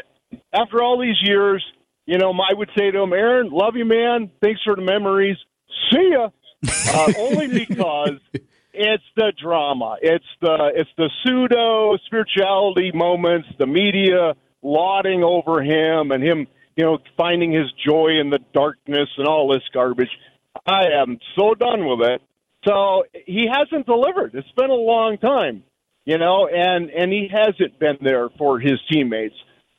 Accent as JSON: {"language": "English", "town": "Green Bay", "region": "Wisconsin", "country": "United States", "tie": "born or raised there", "said": "I was born and raised in Green Bay."}